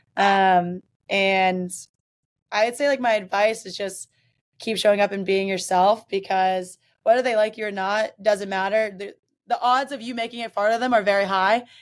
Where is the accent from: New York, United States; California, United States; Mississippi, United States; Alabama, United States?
Mississippi, United States; now in Boston, United States; I'm from Mississippi